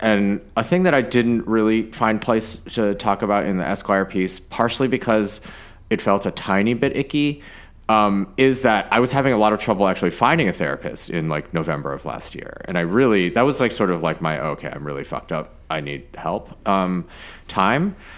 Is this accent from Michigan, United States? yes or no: yes; Ann Arbor, Michigan, United States; I was born in Ann Arbor